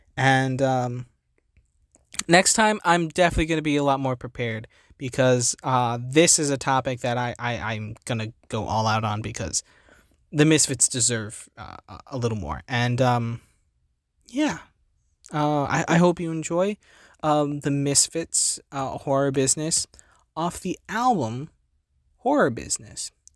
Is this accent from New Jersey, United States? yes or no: yes; New Jersey, United States; I'm from New Jersey